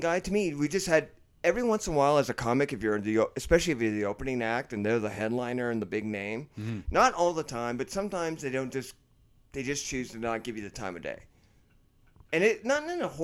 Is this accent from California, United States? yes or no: yes; San Francisco, California, United States; now in Los Angeles, United States; I'm originally from San Francisco, now living in Los Angeles